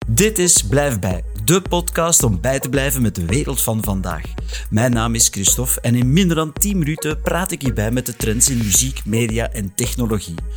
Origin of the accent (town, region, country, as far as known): Flanders, Belgium